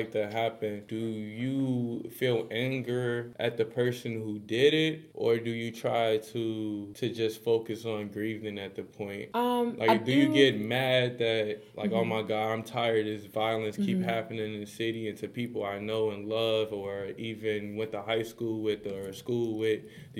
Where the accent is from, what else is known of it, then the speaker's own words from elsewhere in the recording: Chicago, Illinois, United States; We're from Chicago, so we see a lot of people around our age